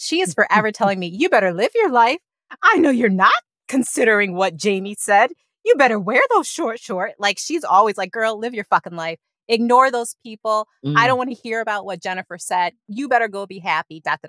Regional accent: Rochester, New York, United States; moved away; also born or lived in San Francisco; I come from Rochester, New York, which is, they say, one of the weirdest places in the country.

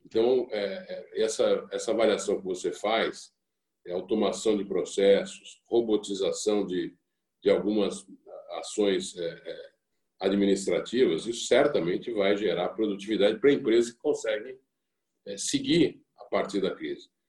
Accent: Brazil; enquanto brasileiros

